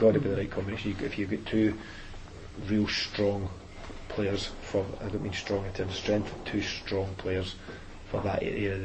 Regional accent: Scotland, United Kingdom; moved away; I'm Scottish.

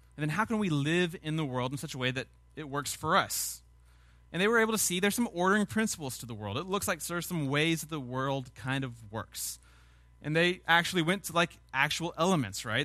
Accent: Sugar Land, Texas, United States; I grew up in Sugarland

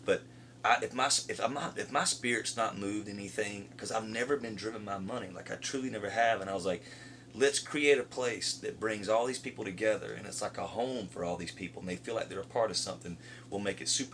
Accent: Tifton, Georgia, United States; moved away as an adult; also born or lived in Nashville; I love my hometown. Anybody, like, I love Tifton

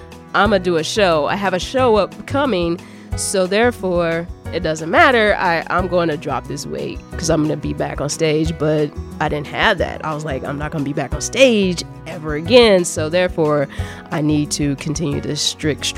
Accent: Kansas City, United States; born and raised in Kansas City.

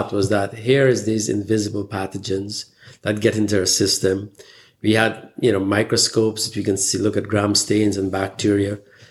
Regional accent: Guyana; moved away; I was born in the British colonial country, British Guyana at the time it was called. And I spent my formative years going through the education system there. Growing up in this tropical country

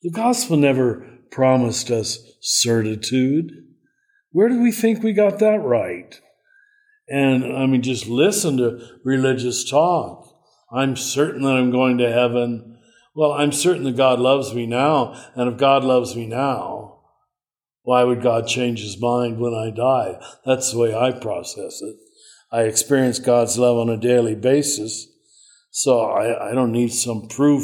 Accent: Kansas, United States; moved away; also born or lived in Cincinnati; I'm from Kansas

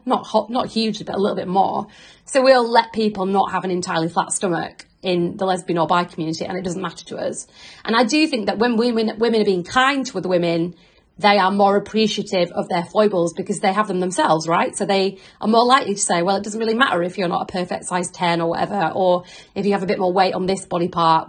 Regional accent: Yorkshire and the Humber, United Kingdom; now in London, United Kingdom

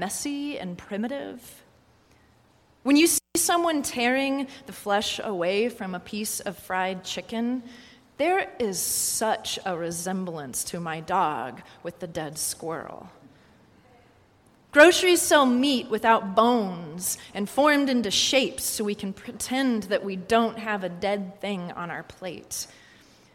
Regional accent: Kansas, United States; moved away as an adult; also born or lived in Arkansas; now in New York, United States; growing up in Kansas

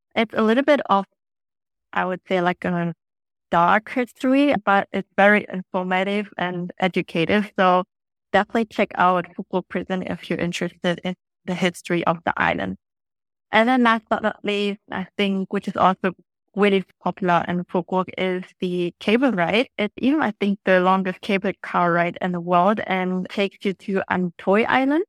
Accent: Germany; now in Phu Quoc, Vietnam; I come from Germany

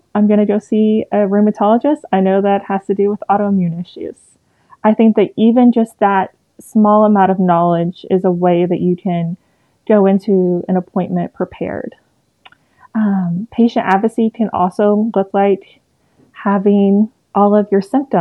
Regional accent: East Tennessee, United States; I'm from East Tennessee, born and raised

